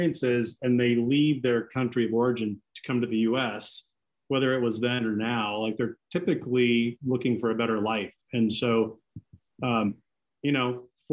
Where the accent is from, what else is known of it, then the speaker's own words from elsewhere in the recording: Seattle, Washington, United States; first language Greek; English is a second language; grew up in Seattle, went to Blanchett High School, went to the U where I met you